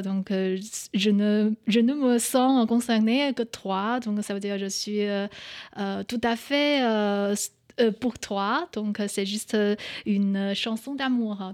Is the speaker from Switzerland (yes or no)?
no; Northeast China, China; French is a second language; moved away as an adult; also born or lived in Paris, France; now in France; je viens du nord-est de la Chine et chez nous, on a aucun euh, dialecte euh, dans ma région